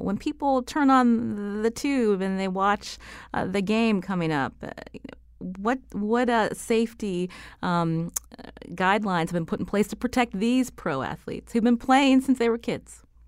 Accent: Pittsburgh, Pennsylvania, United States; I, I come from Pittsburgh

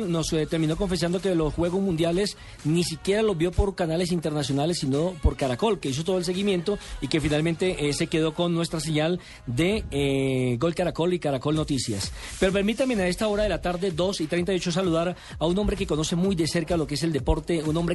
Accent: Colombia; estamos contentos como colombianos, como amantes del deporte

